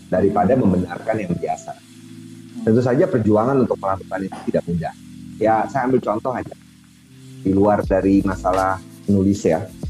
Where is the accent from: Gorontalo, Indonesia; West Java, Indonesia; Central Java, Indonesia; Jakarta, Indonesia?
West Java, Indonesia; saya yang berasal dari Sunda, saya kan lama di, di, di Jawa Barat ya.